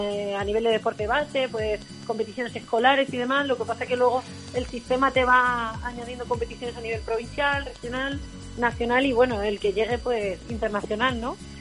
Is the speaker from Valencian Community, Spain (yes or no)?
no; Valdepeñas, Castilla-La Mancha, Spain; en mi pueblo, que soy de Valdepeñas, de Ciudad Real